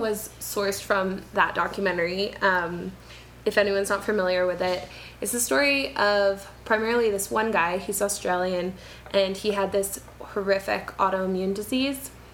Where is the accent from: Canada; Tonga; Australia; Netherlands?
Canada; moved away as an adult; now in Quito, Ecuador; I'm a Canadian